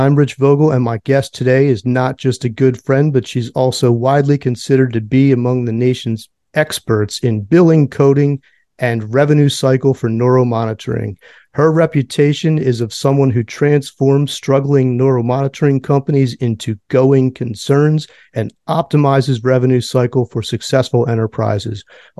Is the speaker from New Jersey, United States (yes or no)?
no; Philadelphia, Pennsylvania, United States; now in Nashville, United States; my hometown of Philly.